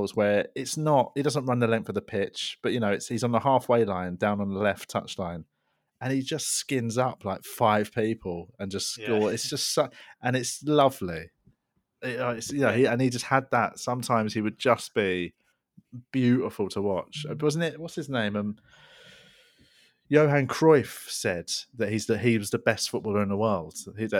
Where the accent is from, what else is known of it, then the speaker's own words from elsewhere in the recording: England, United Kingdom; and actually I'm English, I'm born here, I'm at school here, I'm being raised here, you know, I'm allowed to embrace that part of me.